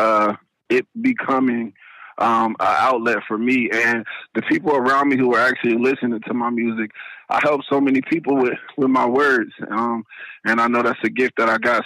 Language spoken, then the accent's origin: English; Dayton, Ohio, United States; I'm from Dayton, Ohio